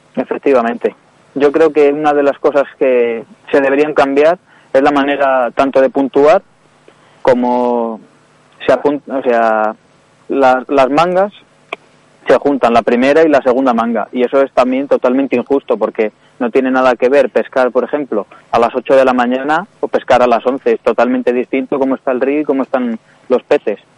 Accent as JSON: {"language": "Spanish", "town": "Ávila", "region": "Castile and León", "country": "Spain", "tie": "born or raised there", "said": "yo nací en Ávila, eh, y tengo 17 años"}